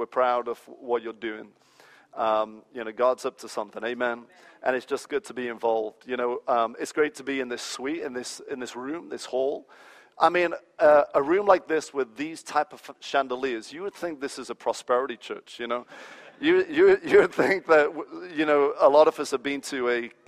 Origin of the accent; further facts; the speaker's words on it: England, United Kingdom; moved away as an adult; also born or lived in United States; I was raised in England